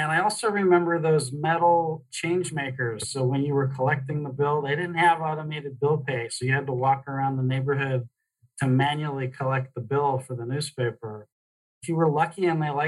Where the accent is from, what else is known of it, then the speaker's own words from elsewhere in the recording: Pennsylvania, United States; also born or lived in Pittsburgh / Indiana; now in Phoenix, United States; Born and raised in Pennsylvania